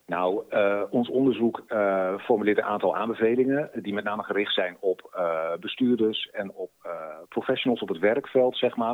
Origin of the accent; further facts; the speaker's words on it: Groningen, Netherlands; als Groninger